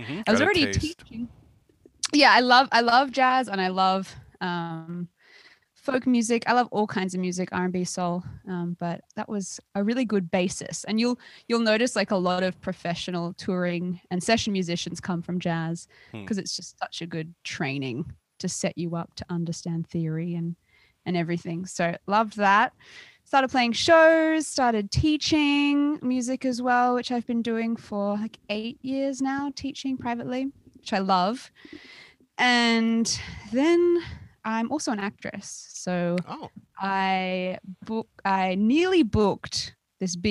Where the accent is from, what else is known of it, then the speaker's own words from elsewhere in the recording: Australia; accent: Australian; moved away as an adult; also born or lived in Bay Area, United States; now in Los Angeles, United States; I was born in Australia, and my dad is actually American, so I've got dual citizenship